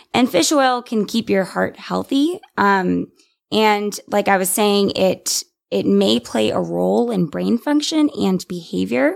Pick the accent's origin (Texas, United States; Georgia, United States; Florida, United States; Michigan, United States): Texas, United States; San Antonio; moved away as an adult; now in Austin, United States; I am from San Antonio, but moved to Austin seven years ago for college